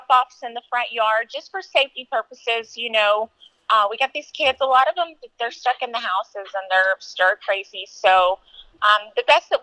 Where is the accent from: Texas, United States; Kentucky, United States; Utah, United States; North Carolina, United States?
Texas, United States; Lubbock; I'm from Lubbock, Texas